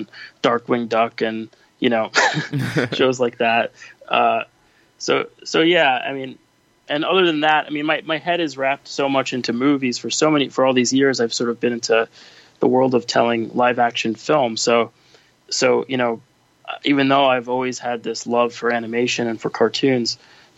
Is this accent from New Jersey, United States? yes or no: no; New York City, New York, United States; I was born and raised in New York City, and so I was here on 9/11